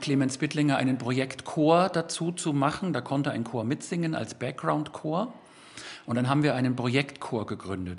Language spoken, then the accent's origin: German; Germany; first language German; das ist einfach meine Muttersprache